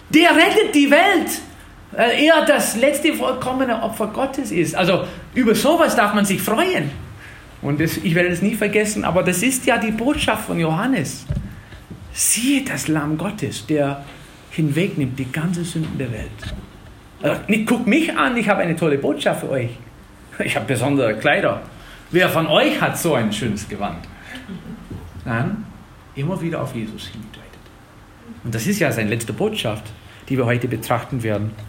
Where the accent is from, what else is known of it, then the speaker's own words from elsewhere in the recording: Wisconsin, United States; in Tennessee sind die Gemeinden auch ein bisschen lebendiger als in Wisconsin, wo ich herkomme.